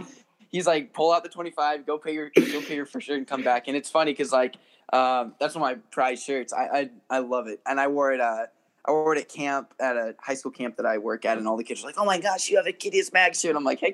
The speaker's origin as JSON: {"language": "English", "region": "Oregon", "country": "United States", "tie": "born or raised there", "said": "I started out in a super small town, 2A of Oregon. And so, yeah, just Oregon's been my home state since."}